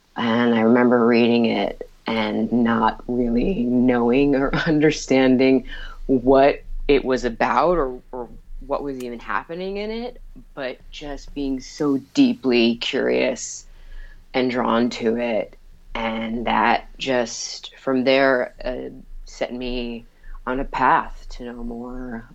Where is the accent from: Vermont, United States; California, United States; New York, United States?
New York, United States; East Meadow; I grew up on Long Island, um, uh, in East Meadow